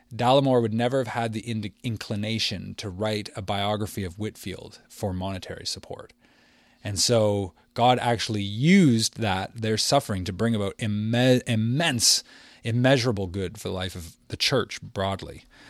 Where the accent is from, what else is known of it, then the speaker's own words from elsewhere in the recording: Windsor, Ontario, Canada; my hometown of Windsor